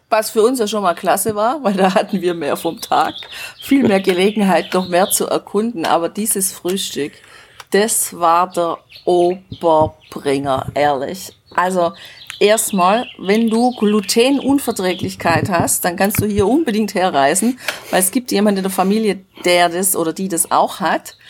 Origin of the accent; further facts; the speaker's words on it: Germany; bei uns zu Hause in Deutschland